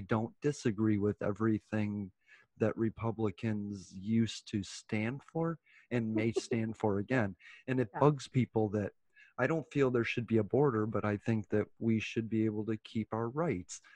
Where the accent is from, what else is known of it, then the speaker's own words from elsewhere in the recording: United States; we're American